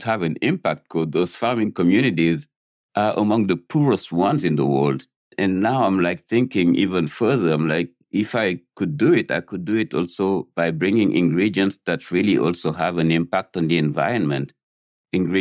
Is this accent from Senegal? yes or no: yes; Dakar, Senegal; moved away; I grew up in Dakar, Senegal, in West Africa.